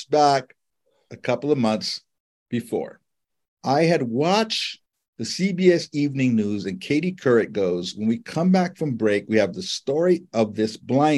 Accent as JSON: {"language": "English", "town": "Honolulu", "region": "Hawaii", "country": "United States", "tie": "born or raised there", "moved": "yes", "said": "I grew up in Honolulu"}